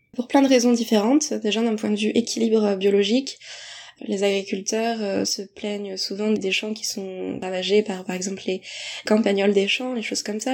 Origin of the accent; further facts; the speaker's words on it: Deux-Sèvres, Nouvelle-Aquitaine, France; je suis des Deux-Sèvres et que je connaissais aussi le territoire, les spots, la biodiversité du coin